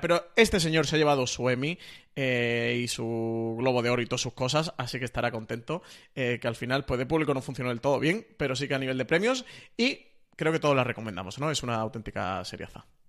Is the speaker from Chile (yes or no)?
no; Spain